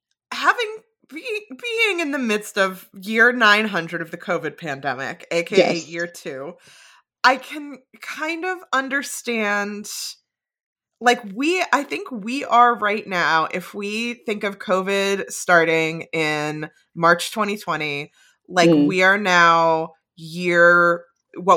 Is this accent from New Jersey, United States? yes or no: yes; New Jersey, United States; moved away as an adult; also born or lived in New York City area; now in Boston area, United States; I grew up in New Jersey